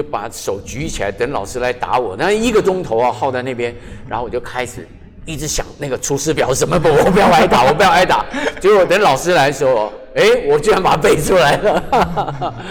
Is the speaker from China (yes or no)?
no; Taipei, Taiwan; also born or lived in Qijin, Kaohsiung (birthplace) / Fengshan, Kaohsiung; 然后三年级又回到台北来，